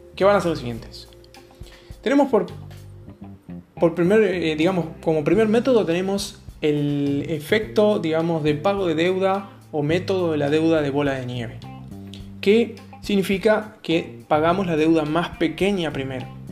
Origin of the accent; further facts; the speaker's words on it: Argentina; soy argentino